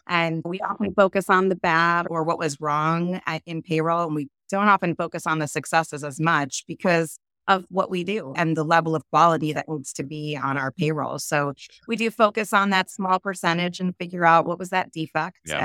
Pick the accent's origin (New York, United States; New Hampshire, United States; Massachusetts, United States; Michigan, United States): New York, United States; now in California, United States; I'm originally from New York. I started out there and eventually I landed in oh, California.